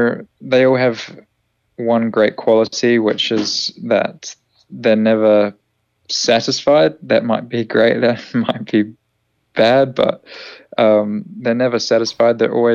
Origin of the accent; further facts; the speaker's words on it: New Zealand; Kiwi as well, which actually, it's always nice to hear a familiar accent inside the team, despite my accent being all over the shop.